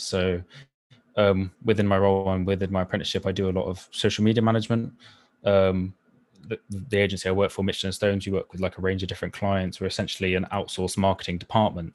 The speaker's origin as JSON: {"language": "English", "area": "Somerset", "region": "South West England", "country": "United Kingdom", "tie": "born or raised there", "said": "I grew up in Somerset"}